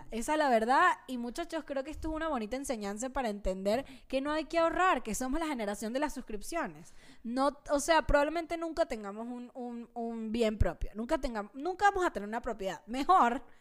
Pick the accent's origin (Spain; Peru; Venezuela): Venezuela; now in Mexico; Y desde que me mudé a México, cuando me mudé a México de Venezuela, una de las cosas que quería era ver más bandas porque a Venezuela no va nadie porque, bueno, ajá, el comunismo.